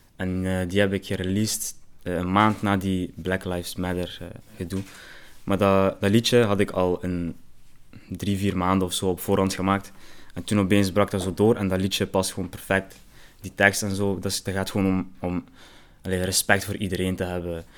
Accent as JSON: {"language": "Dutch", "town": "Genk", "region": "Flanders", "country": "Belgium", "tie": "born or raised there", "said": "Ik ben opgegroeid in Genk"}